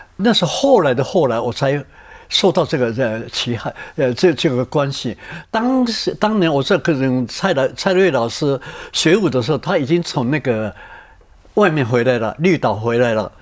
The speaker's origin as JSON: {"language": "Chinese", "country": "Taiwan", "also_born_or_lived": "Japan", "moved": "as an adult", "said": "我是台湾来的"}